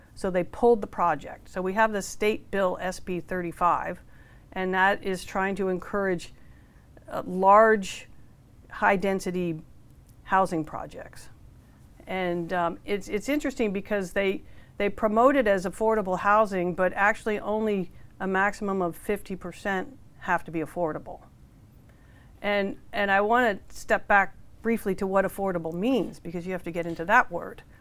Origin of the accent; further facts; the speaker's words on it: Menlo Park, California, United States; I'm from Menlo Park